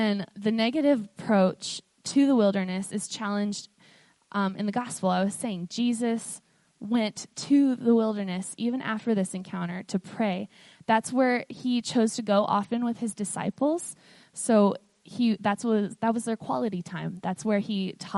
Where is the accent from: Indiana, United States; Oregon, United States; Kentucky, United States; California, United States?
Oregon, United States; Portland; moved away as an adult; now in Ephrata, United States; I grew up in Portland, and it's very different